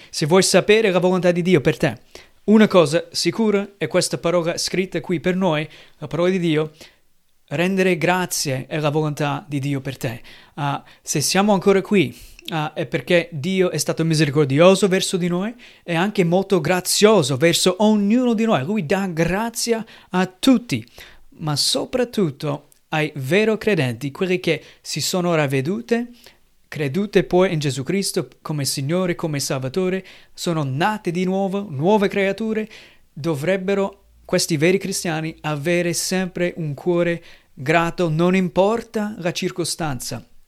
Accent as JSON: {"language": "Italian", "country": "United States", "second_language": "Italian", "moved": "yes", "lives_now": "Italy", "said": "Io sono americano, anche noi qui in Italia con la mia famiglia abbiamo celebrato un po' il giorno di ringraziamento"}